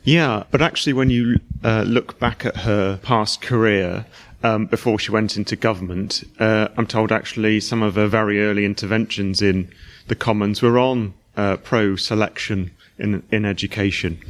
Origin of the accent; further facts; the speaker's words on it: Plymouth, South West England, United Kingdom; I'm from Plymouth